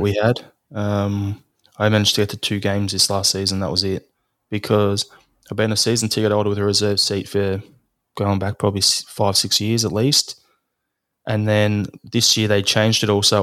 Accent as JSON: {"language": "English", "town": "Melbourne", "region": "Victoria", "country": "Australia", "said": "from Melbourne"}